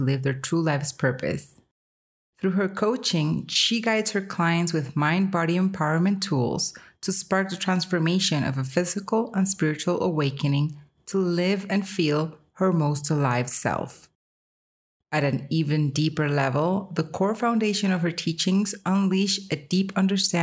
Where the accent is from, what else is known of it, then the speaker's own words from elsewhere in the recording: Colombia; I'm Colombian